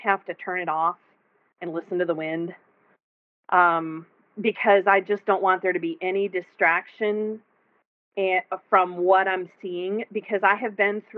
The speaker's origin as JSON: {"language": "English", "region": "Texas", "country": "United States", "said": "I'm a Texan"}